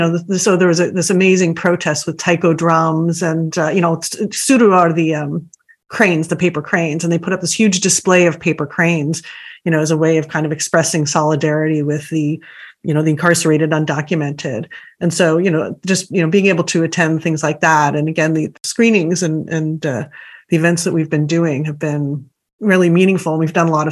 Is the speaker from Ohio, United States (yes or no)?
no; Boston, Massachusetts, United States; now in California, United States; my siblings and I, we grew up in Massachusetts